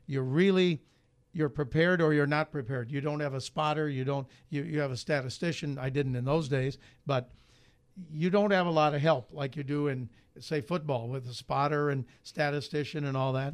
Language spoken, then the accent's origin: English; Chicago, Illinois, United States; moved away as an adult; also born or lived in Iowa City; I grew up in Chicago, Big Ten territory